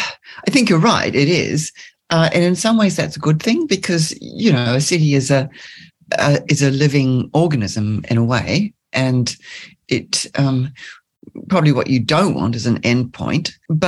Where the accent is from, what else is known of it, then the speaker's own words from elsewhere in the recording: Auckland, New Zealand; moved away as an adult; also born or lived in Dunedin, New Zealand / London, United Kingdom / Bristol, United Kingdom; now in Australia; I grew up mostly in Auckland, in fact